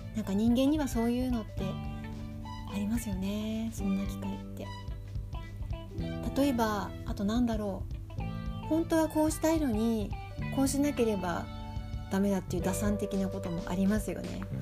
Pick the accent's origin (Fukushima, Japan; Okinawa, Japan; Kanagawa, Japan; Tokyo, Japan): Tokyo, Japan; Shinjuku; moved away; also born or lived in Hokkaido; 自分が出身の新宿と北海道